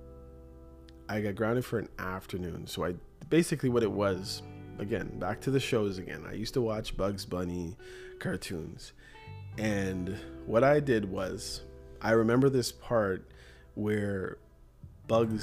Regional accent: Toronto, Ontario, Canada; my experiences growing up in Toronto

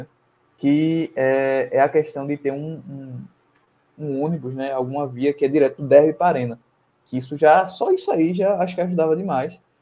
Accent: Camaragibe, Pernambuco, Brazil; Eu sou de Camaragibe

